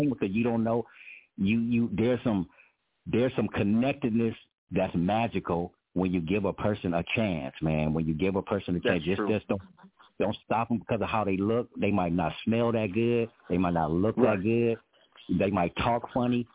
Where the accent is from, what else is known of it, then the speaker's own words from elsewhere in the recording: Los Angeles, California, United States; I grew up in Los Angeles